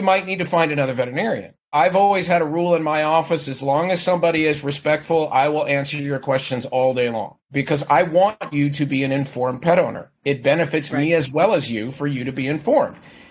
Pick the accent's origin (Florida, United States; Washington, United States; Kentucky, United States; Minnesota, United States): Florida, United States; now in San Francisco Bay Area, United States; I grew up in Florida